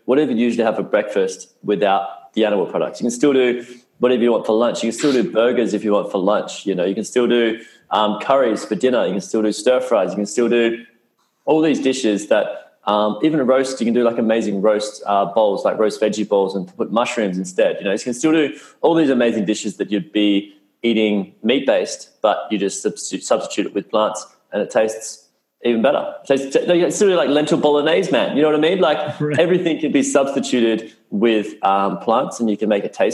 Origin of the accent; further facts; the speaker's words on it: Perth, Western Australia, Australia; moved away as an adult; also born or lived in United States; I grew up in Perth, Western Australia